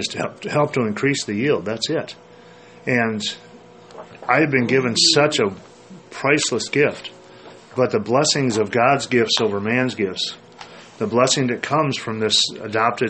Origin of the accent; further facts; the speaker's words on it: Minnesota, United States; I grew up in Minnesota, and in our yard, in the house that I grew up